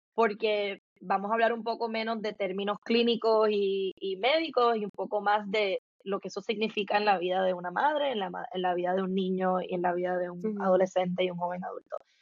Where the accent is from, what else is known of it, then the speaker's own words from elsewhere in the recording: Puerto Rico; soy puertorriqueña, nacida, crecida, eh, criada en Puerto Rico